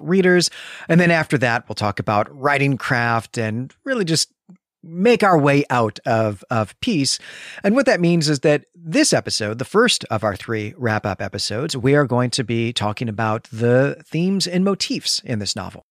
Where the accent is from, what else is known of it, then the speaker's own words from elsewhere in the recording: Midwest, United States; a Midwesterner